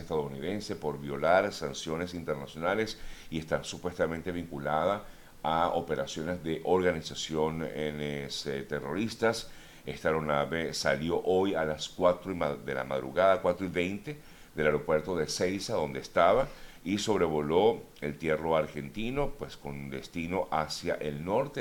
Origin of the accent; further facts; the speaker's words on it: Venezuela; now in Miami, United States; como venezolanos